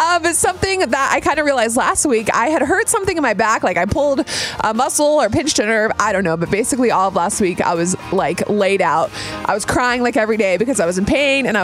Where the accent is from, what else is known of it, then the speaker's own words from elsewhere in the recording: Florida, United States; I'm from Florida